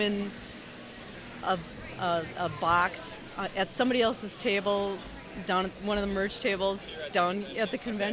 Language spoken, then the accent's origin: English; Minneapolis, Minnesota, United States; I'm from Minneapolis